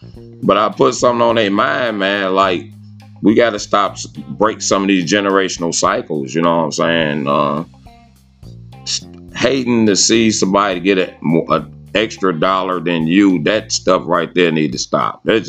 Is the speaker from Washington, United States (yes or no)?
no; Detroit, Michigan, United States; moved away as an adult; now in Tennessee, United States; I was actually forced from Detroit. I was ejected from Detroit, and I stayed away from there for a bunch of years.